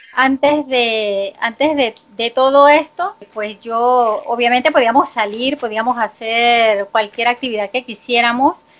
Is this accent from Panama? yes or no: yes; Panama; soy panameña